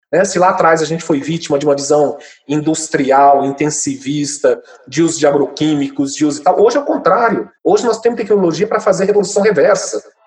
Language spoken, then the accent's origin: Portuguese; Mato Grosso do Sul, Brazil; eu sou do Mato Grosso do Sul